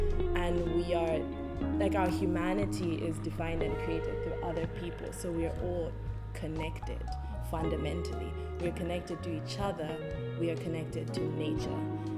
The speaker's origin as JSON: {"language": "English", "country": "Zambia", "also_born_or_lived": "California", "moved": "as an adult", "lives_now": "United States", "said": "I am from Zambia, and I've been in the US since 2018 because I did my undergrad in California."}